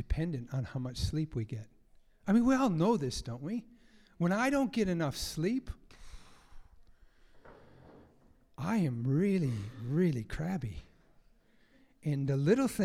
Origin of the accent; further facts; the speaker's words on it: United States; I grew up in America